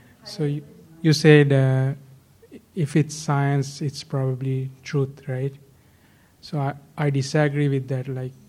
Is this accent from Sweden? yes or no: no; Sri Lanka; I'm from Sri Lanka